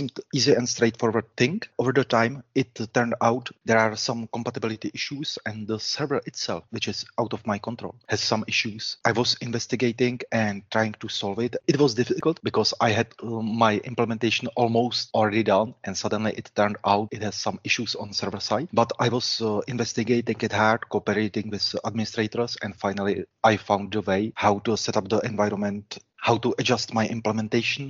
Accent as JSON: {"language": "English", "town": "Plzeň", "region": "Plzeň Region", "country": "Czechia", "tie": "born or raised there", "said": "Plzeň, my hometown"}